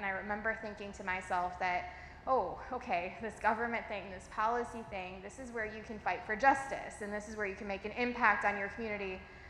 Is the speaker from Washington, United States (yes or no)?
no; Sherrill, Iowa, United States; I grew up in Cheryl, with a town with more cows than people